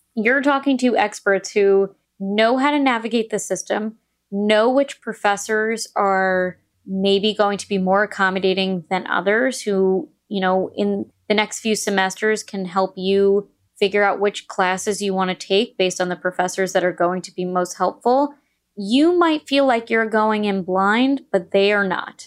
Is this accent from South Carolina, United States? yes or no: no; New York, United States; moved away as an adult; also born or lived in Indiana; I went to Indiana University, but I'm from New York